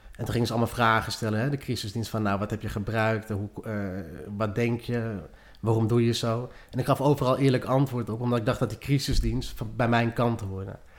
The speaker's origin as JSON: {"language": "Dutch", "town": "Lelystad", "region": "Flevoland", "country": "Netherlands", "tie": "born or raised there", "also_born_or_lived": "Maastricht", "said": "Opgegroeid ook in Lelystad"}